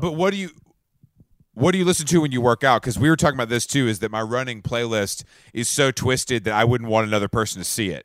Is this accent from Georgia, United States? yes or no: yes; Atlanta, Georgia, United States; I'm from Atlanta